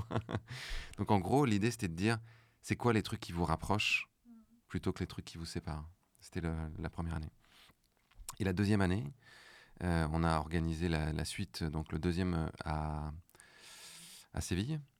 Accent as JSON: {"language": "French", "country": "Morocco", "tie": "born or raised there", "said": "j'ai grandi au Maroc."}